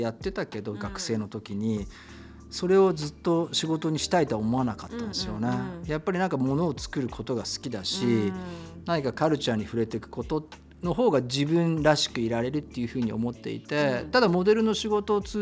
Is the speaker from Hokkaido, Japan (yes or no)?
no; Tokyo, Japan; 僕は東京で生まれ東京で育って